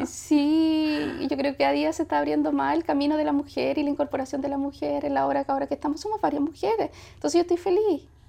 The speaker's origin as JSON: {"language": "Spanish", "town": "Punta Arenas", "region": "Magallanes and Chilean Antarctica", "country": "Chile", "tie": "born or raised there", "also_born_or_lived": "Valparaíso / Mexico", "moved": "yes", "said": "yo soy de, me crié en Magallanes, no nací, sí, no nací en Punta Arena, nací en Valparaíso, pero desde muy niña me fui a, Punta Arena"}